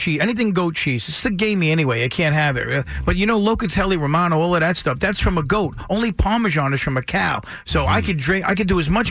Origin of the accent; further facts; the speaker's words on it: Bay Shore, New York, United States; I grew up in Bayshore.